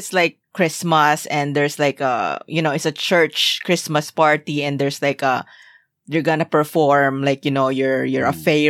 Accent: Philippines; See, that's the kind of thing that you would only learn while growing up in the Philippines because you didn't really have enough money to do these things.

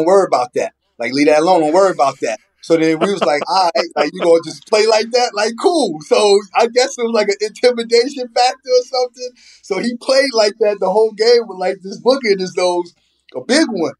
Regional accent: Long Island, New York, United States; I'm from Long Island

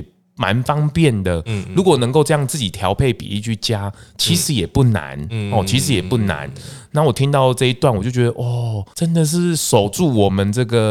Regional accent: Taiwan; 对啊，豆浆、米浆，我们其实台湾人喝得很习惯。

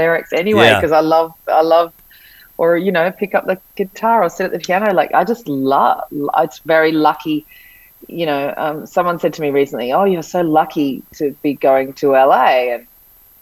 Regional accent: Sydney, New South Wales, Australia; now in Byron Bay, Australia; I grew up in Sydney, but I lived in Bondi Beach, which is, you know, a well-known beach in Sydney, and then moved to Byron.

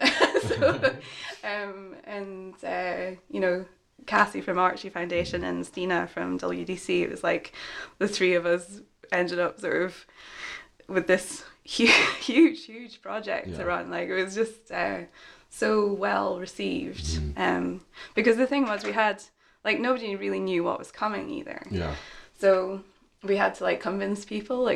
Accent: Aberdeen, Scotland, United Kingdom; also born or lived in Edinburgh

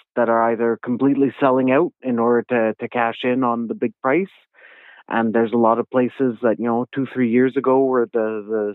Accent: Ormstown, Quebec, Canada; I'm from Ormstown, Quebec, which is about 45 minutes southwest of Montreal

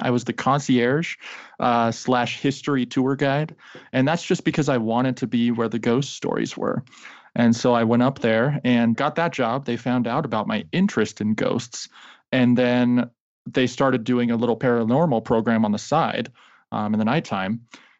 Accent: Colorado, United States; I was born and raised here in Colorado at the foothills of the Rocky Mountains.

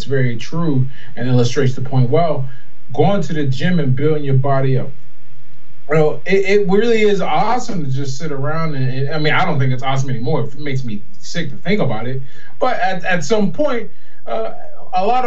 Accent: Pittsburgh, Pennsylvania, United States; I was born in Pittsburgh, PA, grew up there

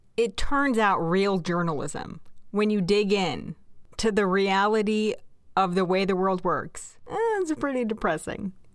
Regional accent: Kansas, United States; born and raised in Kansas

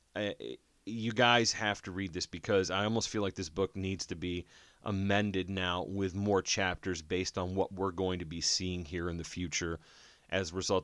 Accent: Jersey City, New Jersey, United States; I was born in Jersey City

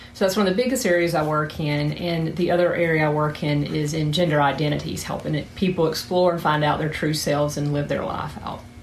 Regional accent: South Georgia, United States; accent: southern; moved away as an adult; now in Huntington Beach, United States; I'm from Georgia particularly South Georgia, where is the accents from

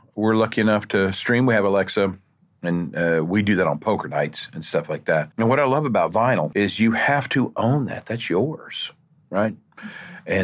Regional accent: Oklahoma, United States; I'm from Oklahoma

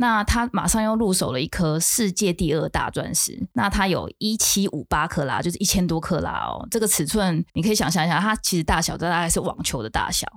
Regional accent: Taiwan; 我是台湾人

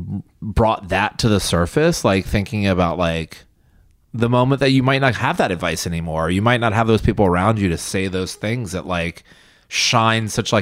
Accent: the South, United States; growing up in the South

